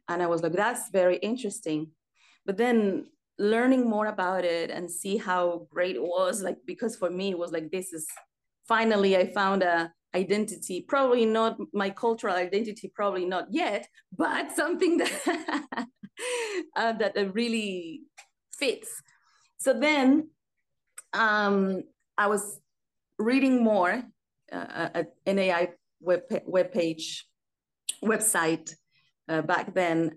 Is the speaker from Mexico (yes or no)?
yes; Mérida, Yucatán, Mexico; now in Paris, France; I was born in Merida, is the Yucatan Peninsula